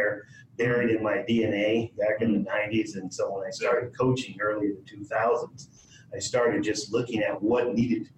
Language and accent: English; Los Angeles, California, United States; also born or lived in Oregon; I grew up in South Central Los Angeles